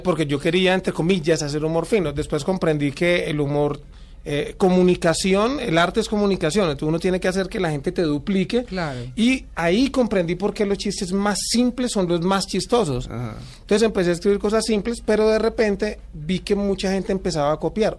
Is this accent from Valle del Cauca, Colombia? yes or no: yes; Cali, Valle del Cauca, Colombia; Yo soy de Cali